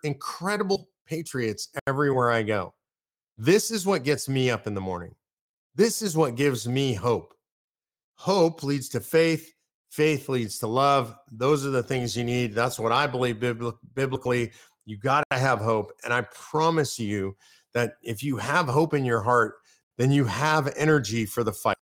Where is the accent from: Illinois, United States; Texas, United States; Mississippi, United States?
Texas, United States; Austin; I'm from Austin